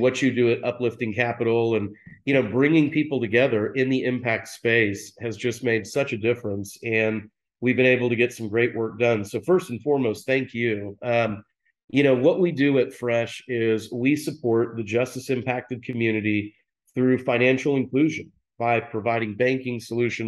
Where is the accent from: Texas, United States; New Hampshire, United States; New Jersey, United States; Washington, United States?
Texas, United States; Dallas; I'm from Dallas, I went to private schools here